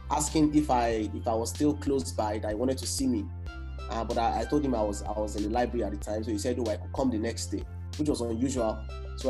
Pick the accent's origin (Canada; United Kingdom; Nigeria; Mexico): Nigeria; as a Nigerian who is based here in Nigeria